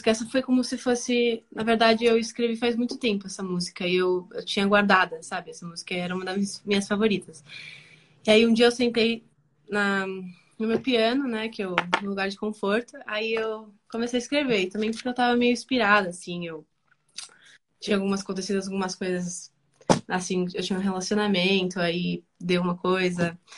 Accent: Argentina; Portuguese is a second language; E agora, assim, eu tô me sentindo, assim, melhor com português, também espanhol, né? Porque eu sou da Argentina, então... Mas é mais difícil espanhol.

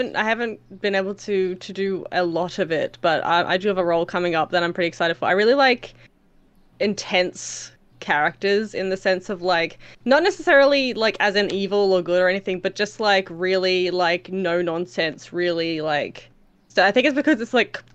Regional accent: Australia; being Australian

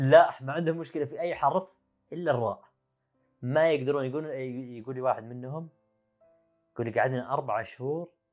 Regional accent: Saudi Arabia; also born or lived in China; احنا كسعوديه

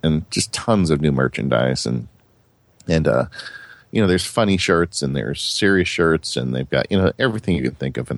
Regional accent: Southern California, United States; I'm from California

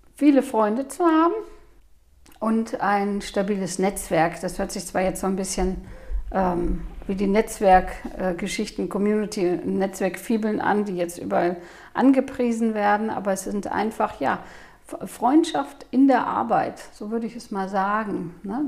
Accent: Cologne, North Rhine-Westphalia, Germany; komme ich aus Köln

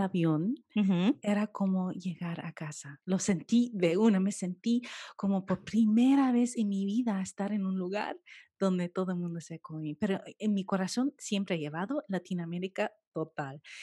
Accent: United States; now in London, United Kingdom; nací en los Estados Unidos y mis padres, mi padre es colombiano

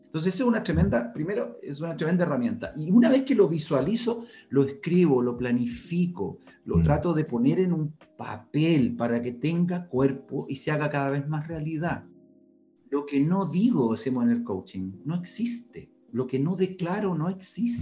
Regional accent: Santiago, Santiago Metropolitan Region, Chile; yo nací acá en Santiago, hijo de un padre español

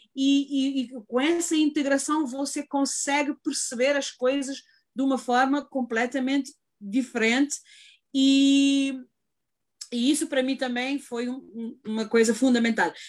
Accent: Cape Verde; moved away as an adult; now in United States; sou imigrante, venho de Cabo Verde, fiz uma carreira em Cabo Verde

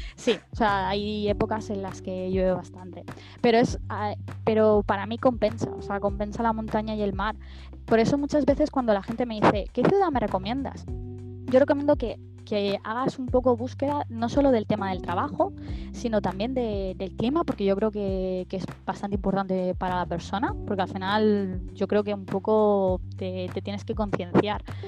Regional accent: Barcelona, Catalonia, Spain; moved away as an adult; now in Canada; yo soy de España, de Barcelona

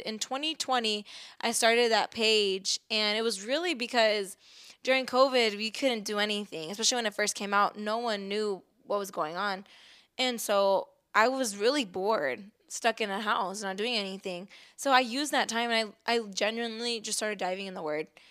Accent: Texas, United States; also born or lived in Chicago, Illinois; I was born in Chicago, but I've lived in Texas most of my life

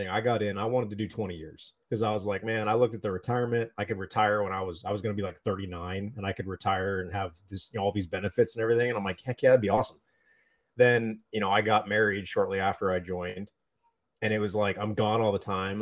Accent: Erie, Pennsylvania, United States; also born or lived in Texas / North Carolina; my parents moved to Pennsylvania when I was not quite 2

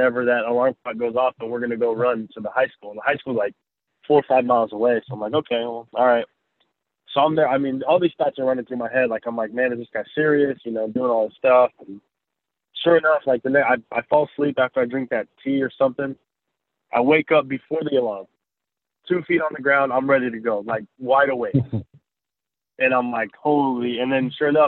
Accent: near Corpus Christi, South Texas, United States; I grew up in South Texas, small town of Bimbolt, Texas, 45 minutes outside of Corpus Christi, Texas

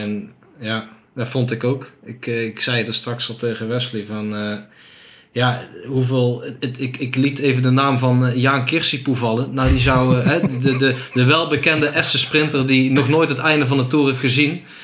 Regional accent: Netherlands

